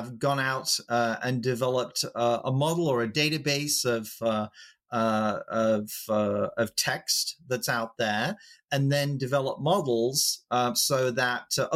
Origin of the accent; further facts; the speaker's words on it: England, United Kingdom; I am English